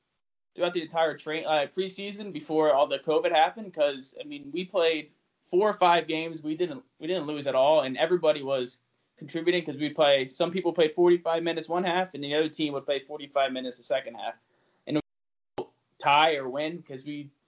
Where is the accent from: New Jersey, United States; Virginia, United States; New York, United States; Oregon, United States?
New Jersey, United States; now in Omaha, United States; I'm from South Jersey.